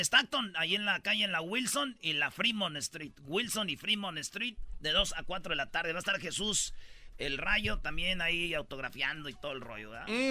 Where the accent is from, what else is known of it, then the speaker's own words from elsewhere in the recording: Michoacán, Mexico; Yo soy de Michoacán, donde está el alma de México, el centro de México